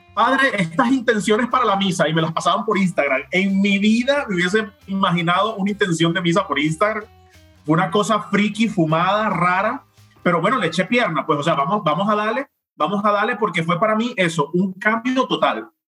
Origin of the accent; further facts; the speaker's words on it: Venezuela; moved away as an adult; now in Rome, Italy; fui de, vacaciones a Colombia y a mi tierra natal en mi país y a otros lugares de Venezuela